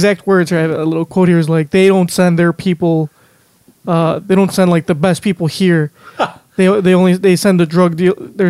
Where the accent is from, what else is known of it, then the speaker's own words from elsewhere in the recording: United States; I was born here. My parents are Mexican, so I do consider myself Mexican, obviously, like, Mexican descent. But I also consider myself American first and foremost.